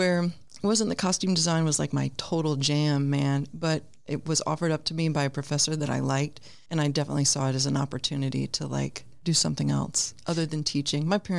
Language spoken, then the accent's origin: English; South Carolina, United States; moved away as an adult; also born or lived in Washington, D.C. / Boulder, Colorado; now in Los Angeles, United States; I was born and raised in South Carolina.